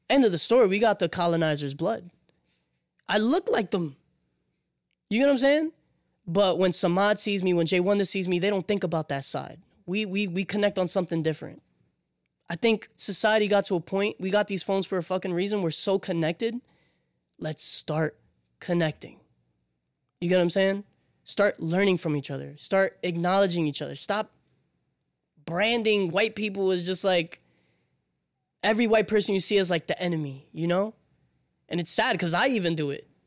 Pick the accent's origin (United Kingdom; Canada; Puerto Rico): Puerto Rico; I come from Puerto Rico.